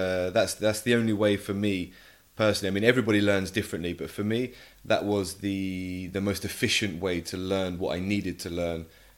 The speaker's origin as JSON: {"language": "English", "region": "England", "country": "United Kingdom", "first_language": "English", "said": "I think for me, obviously being native English, half Spanish, half English, but obviously I grew up speaking English at home. So Spanish isn't my mother tongue."}